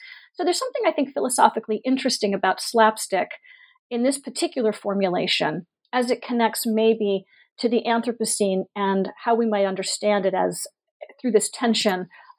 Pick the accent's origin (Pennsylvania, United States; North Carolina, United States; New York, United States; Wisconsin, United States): Pennsylvania, United States; Pittsburgh; I grew up in Pittsburgh, Pennsylvania. I presumed we were a targeted city